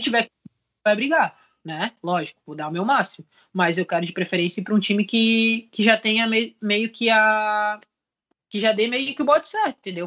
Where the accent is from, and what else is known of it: Brazil; moved away as an adult; now in Portugal